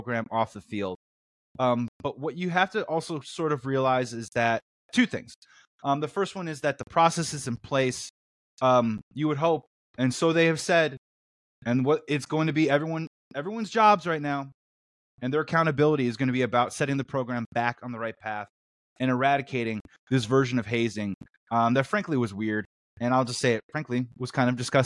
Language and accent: English; Chicago, Illinois, United States; I'm from Chicago.